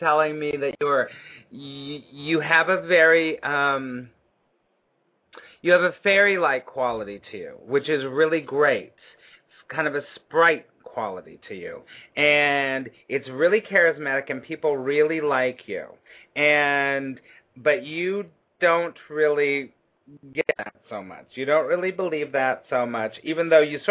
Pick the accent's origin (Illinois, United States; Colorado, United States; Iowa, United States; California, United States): California, United States; Los Angeles; now in New York City, United States; I'm originally from Los Angeles